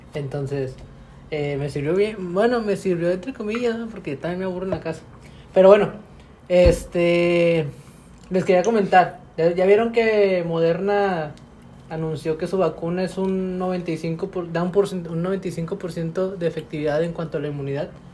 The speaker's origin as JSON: {"language": "Spanish", "country": "Mexico", "said": "somos muchos mexicanos"}